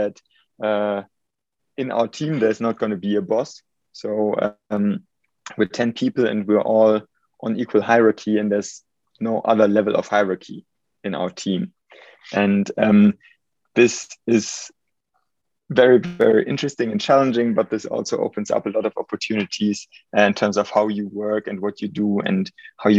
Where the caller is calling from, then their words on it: Munich, Bavaria, Germany; also born or lived in United Kingdom; I'm calling in from Munich, Germany